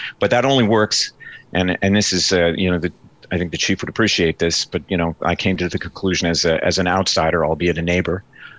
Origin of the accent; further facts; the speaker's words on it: St. John's, Happy Valley-Goose Bay, Newfoundland and Labrador, Canada; I grew up in Happy Valley, Goose Bay, Labrador, and from here in St. John's.